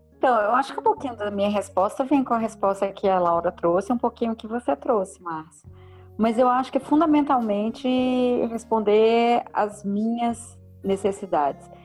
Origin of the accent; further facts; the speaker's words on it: Belo Horizonte, Minas Gerais, Brazil; moved away as an adult; also born or lived in Luanda; now in São Paulo, Brazil; também sou de Belo Horizonte, moro em São Paulo há 15 anos.